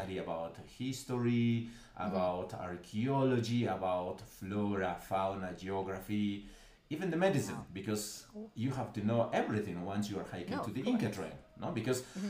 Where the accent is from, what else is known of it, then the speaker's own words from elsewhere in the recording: Cusco, Peru; I was born in Cusco. Cusco is the capital